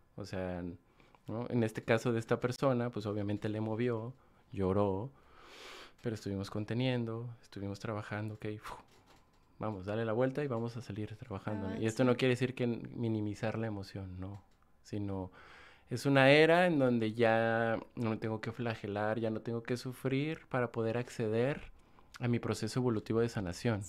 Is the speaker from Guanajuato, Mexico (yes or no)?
yes; Guanajuato, Mexico; moved away as an adult; also born or lived in Salamanca, Guanajuato / León, Guanajuato; soy del estado de Guanajuato. Guanajuato. Viví en León mucho tiempo, nací en Salamanca, Guanajuato, pero ya llevo fuera de, León como siete años